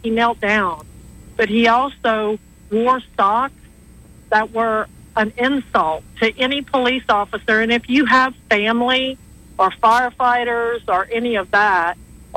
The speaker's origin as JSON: {"language": "English", "region": "Louisiana", "country": "United States", "tie": "born or raised there", "also_born_or_lived": "Florida", "moved": "yes", "lives_now": "Alabama, United States", "said": "I've lived in Florida, and I was raised in Louisiana"}